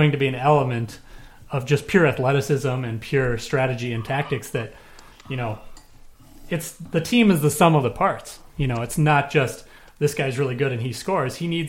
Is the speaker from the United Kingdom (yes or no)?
no; Minnesota, United States; even though I grew up in Minnesota and been a Vikings fan